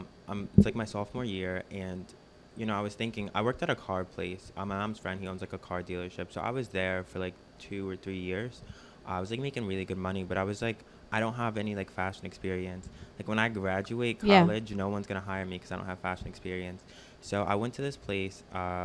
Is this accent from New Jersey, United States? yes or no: yes; New Jersey, United States; New Jersey.